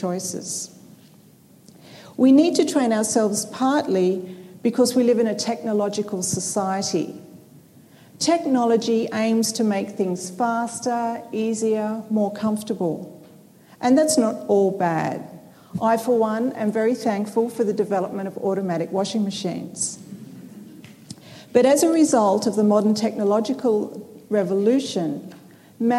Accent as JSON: {"language": "English", "town": "Sydney", "region": "New South Wales", "country": "Australia", "said": "I come from Sydney, Australia"}